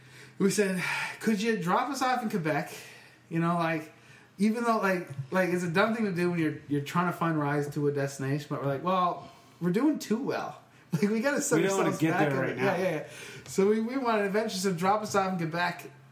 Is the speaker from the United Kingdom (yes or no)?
yes; England, United Kingdom; I was bullied at this bar by French people for being English. There's no other reason for them to give me that other than we were the only English people in that bar.